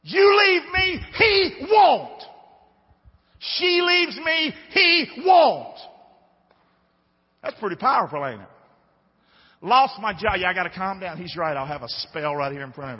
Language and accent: English; the South, United States; being a Southerner